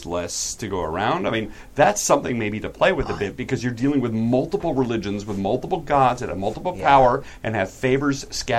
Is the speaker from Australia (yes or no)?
yes; Australia; accent: Australian; Really, I had a couple compliments on my Australian accent.